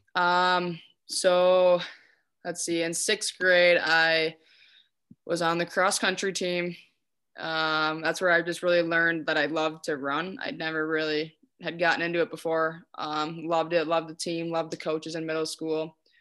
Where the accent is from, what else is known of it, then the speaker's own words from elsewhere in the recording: Hastings, Minnesota, United States; I was born and raised in Hastings.